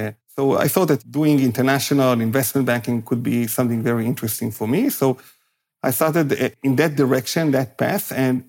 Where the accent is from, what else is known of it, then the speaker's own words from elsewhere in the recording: Israel; I grew up in Israel